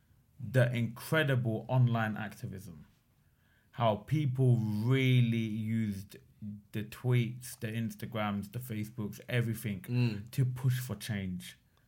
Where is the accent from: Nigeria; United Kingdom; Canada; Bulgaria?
United Kingdom; England; born there; I'm from Pakistan, right? I was born in England. My grandparents were born in Pakistan.